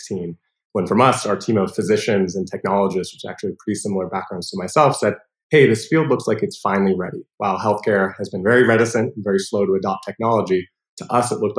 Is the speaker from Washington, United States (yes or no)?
yes; Seattle, Washington, United States; I grew up in Seattle